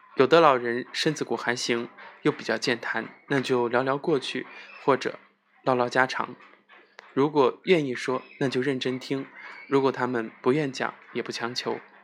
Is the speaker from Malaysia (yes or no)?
no; China; 我们中国人